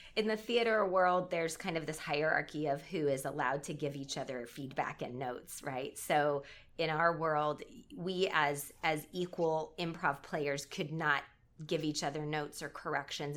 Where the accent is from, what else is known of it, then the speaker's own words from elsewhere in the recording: Southern California, United States; I'm from Southern California